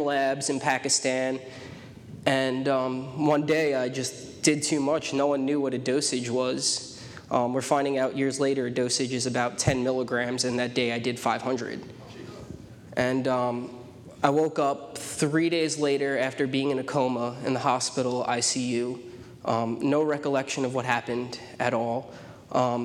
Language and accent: English; New York City, New York, United States; I was born in Staten Island, New York. It's one of the five boroughs of New York